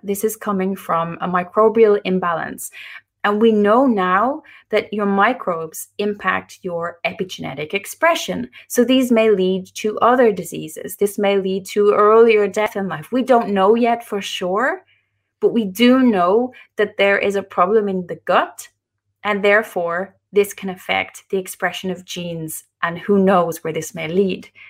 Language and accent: English; Ireland; moved away as an adult; now in Norway; I live in Norway. I'm Irish, but, uh, we live in Norway now